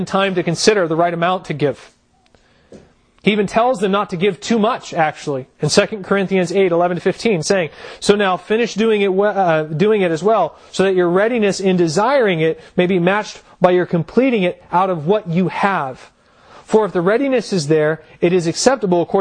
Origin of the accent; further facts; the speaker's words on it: United States; as American Christians